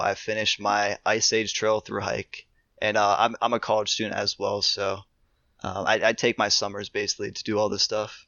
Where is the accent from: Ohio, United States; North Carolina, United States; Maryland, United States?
Ohio, United States; I'm from Ohio.